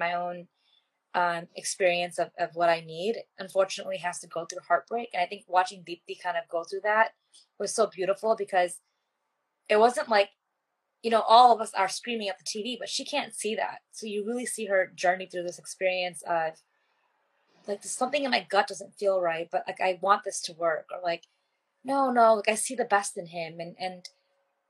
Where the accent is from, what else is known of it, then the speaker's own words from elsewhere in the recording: United States; growing up as an Indian American